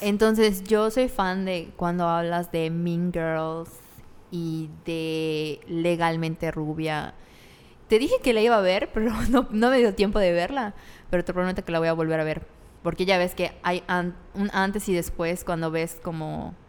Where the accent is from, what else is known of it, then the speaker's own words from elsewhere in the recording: Mérida, Yucatán, Mexico; En Mérida, aquí, porque somos de Mérida